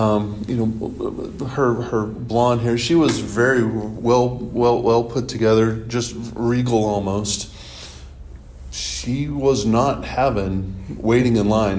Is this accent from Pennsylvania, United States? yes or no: no; Edmond, Oklahoma, United States; I grew up in Edmond.